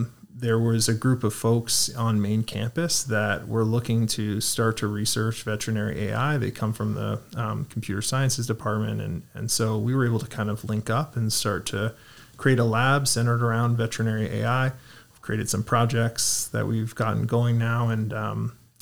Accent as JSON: {"language": "English", "town": "Toronto", "region": "Ontario", "country": "Canada", "tie": "born or raised there", "lives_now": "Guelph, Canada", "said": "I was born and raised in Toronto"}